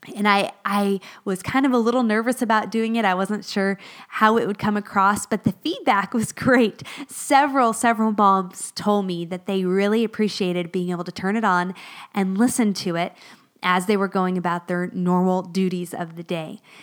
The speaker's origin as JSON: {"language": "English", "region": "Florida", "country": "United States", "tie": "born or raised there", "also_born_or_lived": "northern Pennsylvania", "moved": "as an adult", "lives_now": "Pennsylvania, United States", "said": "both my husband and I grew up in Florida"}